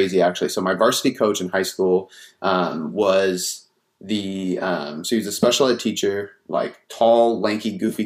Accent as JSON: {"language": "English", "town": "Seattle", "region": "Washington", "country": "United States", "tie": "born or raised there", "also_born_or_lived": "Bonney Lake, Washington", "said": "Seattle, Washington."}